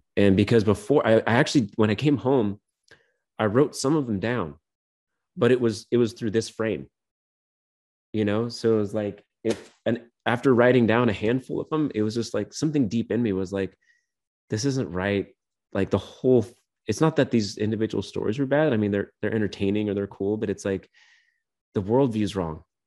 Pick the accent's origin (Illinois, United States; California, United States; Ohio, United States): California, United States; Clear Lake Basin; also born or lived in Portland; the Clear Lake Basin, my hometown